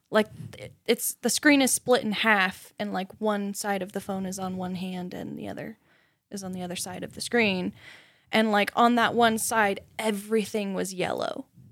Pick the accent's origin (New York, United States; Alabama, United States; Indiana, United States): Indiana, United States; Southern; moved away; I came from Southern Indiana